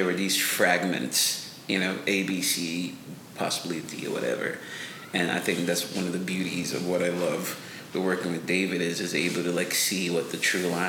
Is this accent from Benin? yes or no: yes; Benin; I come from a very superstitious, supernatural background, and not just because I grew up in Benin, and Benin is the birth of voodoo.